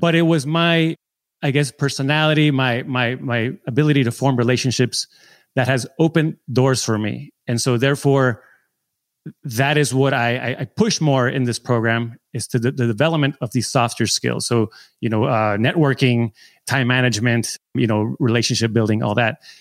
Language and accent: English; San Diego, California, United States; I'm from San Diego.